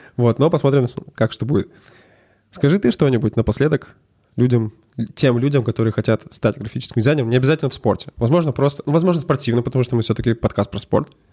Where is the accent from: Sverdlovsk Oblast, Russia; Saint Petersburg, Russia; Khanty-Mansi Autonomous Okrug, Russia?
Sverdlovsk Oblast, Russia; Verkhnyaya Salda; now in Yekaterinburg, Russia; Мы оба из Верхней Салды.